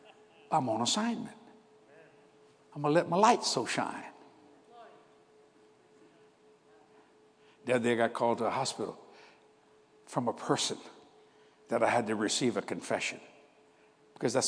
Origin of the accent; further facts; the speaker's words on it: New Orleans, Louisiana, United States; I'm from New Orleans, Louisiana